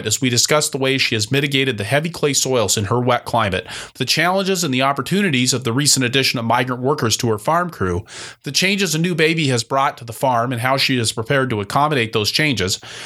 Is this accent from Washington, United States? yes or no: yes; Seattle, Washington, United States; I grew up in Seattle